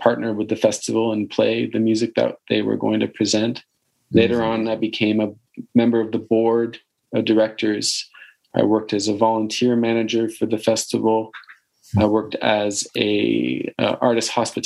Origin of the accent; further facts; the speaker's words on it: Toronto, Ontario, Canada; also born or lived in Guelph; I grew up in Toronto, but studied at Guelph.